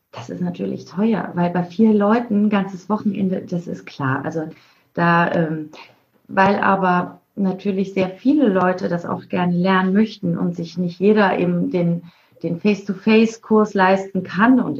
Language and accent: German; Mainz, Rhineland-Palatinate, Germany; now in Isernhagen, Germany; Nee, ich bin gebürtig aus Mainz, aber wir sind in Isernhagen, das ist bei Hannover, in Norddeutschland. Ah, okay. Mhm. Aber stimmt, ich komme aus Mainz.